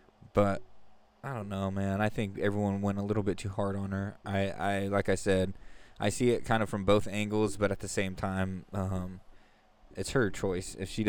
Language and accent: English; Stockton and Lodi area, California, United States; we all grew up. We're a little bit south of you over here by Stockton and Lodi.